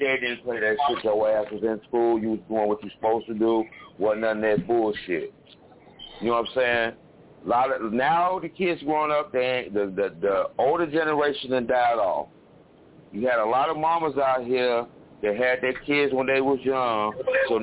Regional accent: Chicago, Illinois, United States; I'm from Chicago, born and raised

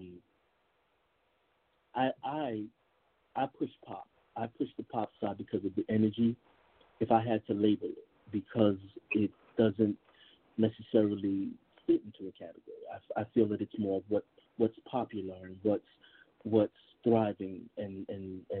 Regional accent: New York, United States; I am originally from New York, Brooklyn born and raised.

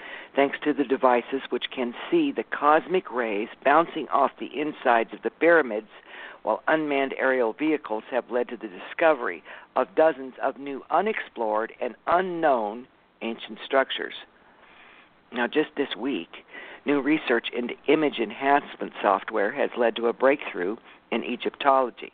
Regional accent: California, United States; I'm from California.

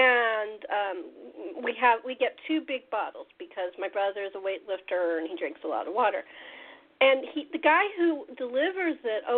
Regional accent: Los Angeles, California, United States; I'm originally from Los Angeles

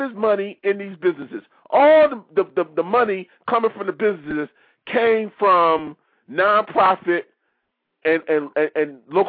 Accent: Detroit, Michigan, United States; now in Washington, D.C., United States; I recently just left my hometown a week ago. I was in my hometown of Detroit, Michigan, for a week.

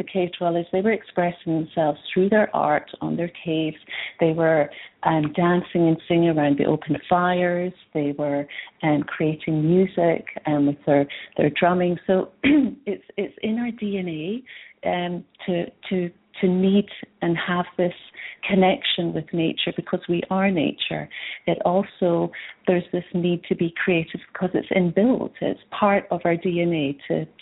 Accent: Scotland, United Kingdom; moved away as an adult; also born or lived in Edinburgh; now in British Columbia, Canada; I'm from Scotland originally. I've been in BC for 10 years now

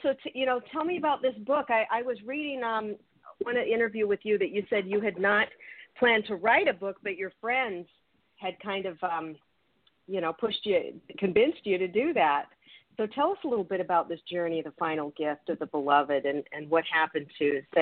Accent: Seattle, Washington, United States; I'm from the Seattle area

